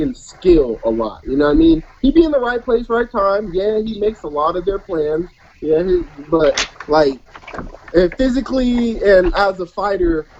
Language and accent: English; Colorado, United States; I'm from Colorado